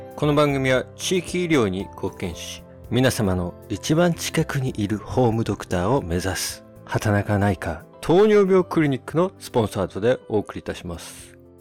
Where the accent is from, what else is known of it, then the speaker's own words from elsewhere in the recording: United States; also born or lived in Australia; アメリカ生まれでオーストラリアに1年、高校生16歳の時に行ってまして